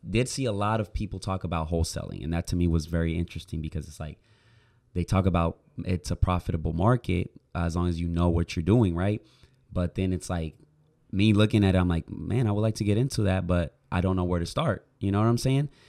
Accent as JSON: {"language": "English", "country": "Puerto Rico", "tie": "born or raised there", "moved": "as an adult", "lives_now": "Oklahoma, United States", "said": "I grew up in Puerto Rico, then I moved it to Oklahoma, which I've been living there for seven years"}